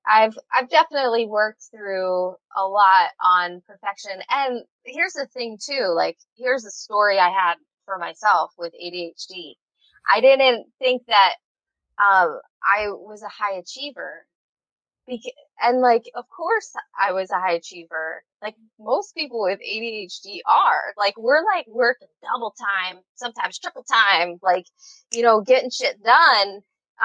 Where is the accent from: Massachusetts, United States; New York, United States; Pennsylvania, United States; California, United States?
Pennsylvania, United States; Philadelphia; now in Hawaii, United States; I'm from Philly